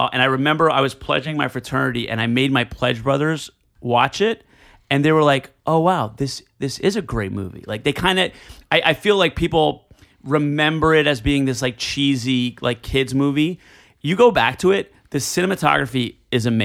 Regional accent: Elizabeth, New Jersey, United States; I'm from Elizabeth, which is the town next to Newark

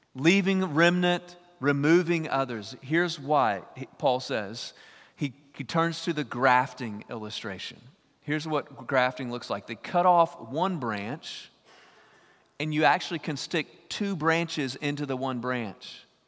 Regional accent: East Texas, United States; I'm from East Texas

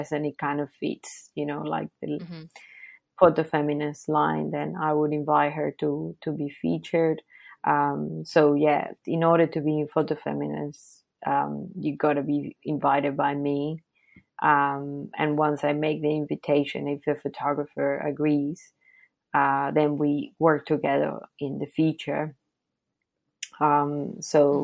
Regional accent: Venezuela; moved away; I'm from Venezuela. My family lives in Venezuela

